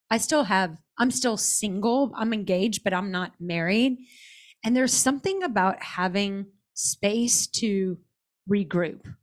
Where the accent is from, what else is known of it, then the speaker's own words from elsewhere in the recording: Dallas, Texas, United States; I'm already a Mormon from, or was a Mormon from Dallas.